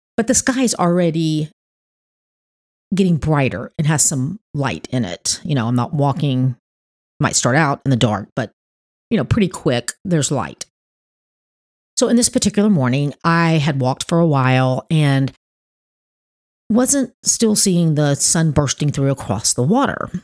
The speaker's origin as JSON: {"language": "English", "town": "Miami", "region": "Florida", "country": "United States", "tie": "born or raised there", "moved": "yes", "lives_now": "North Florida, United States", "said": "Miami where I was born"}